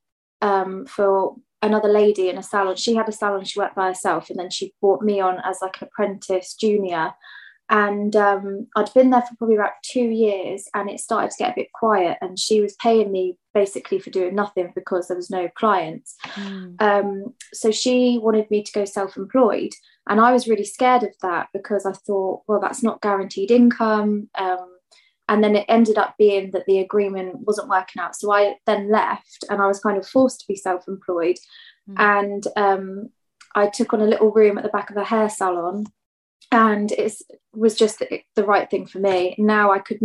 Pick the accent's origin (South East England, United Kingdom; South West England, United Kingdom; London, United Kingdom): South West England, United Kingdom; Penzance; I'm from Penzance in Cornwall, which is a really, really tiny town right at the southwest